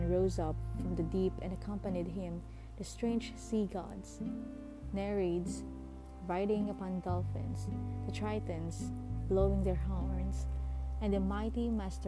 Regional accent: Philippines; I'm from Asia. I am from the Philippines

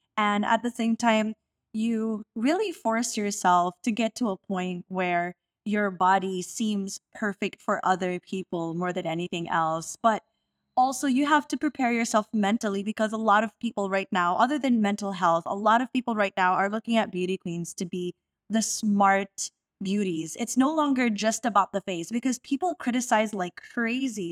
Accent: Las Piñas, Metro Manila, Philippines; I'm from all the way south, I'm from Las Piñas

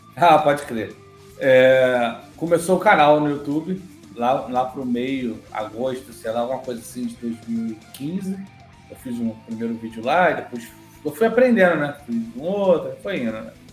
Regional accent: Rio de Janeiro, Brazil; eu sou do Rio de Janeiro

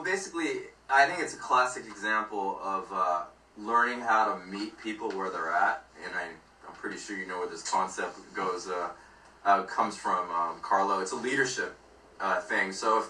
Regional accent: Philippines; because we're both Filipino.

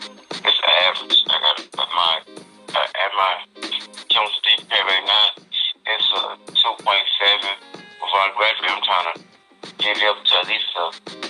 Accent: Baton Rouge, Louisiana, United States; moved away as an adult; I'm from Baton Rouge, Louisiana.

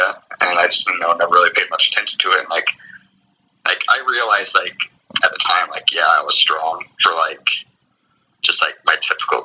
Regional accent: Iowa, United States; I'm from Iowa

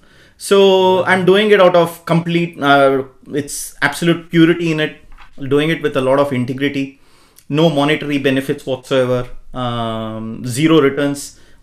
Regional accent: Bangalore, Karnataka, India; moved away as an adult; now in Australia; I'm from Bangalore, sir.

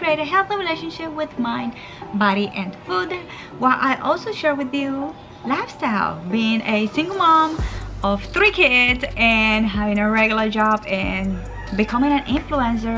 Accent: Puerto Rico; moved away as an adult; also born or lived in Virginia; So I am from Puerto Rico and I am living in Puerto Rico again

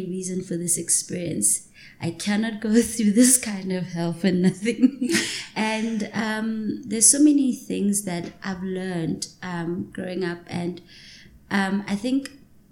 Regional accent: Johannesburg, Gauteng, South Africa; also born or lived in Hillbrow, Johannesburg; grew up in Soweto. But the first 10 years of my life, I grew up in Hillbrow

